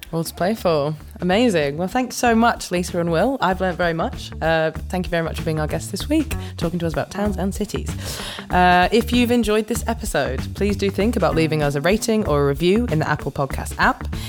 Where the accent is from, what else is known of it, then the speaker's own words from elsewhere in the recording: Morley, Yorkshire and the Humber, United Kingdom; I'm from Morley